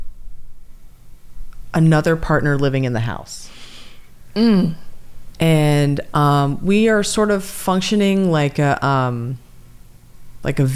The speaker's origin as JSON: {"language": "English", "region": "California", "country": "United States", "said": "I'm from California"}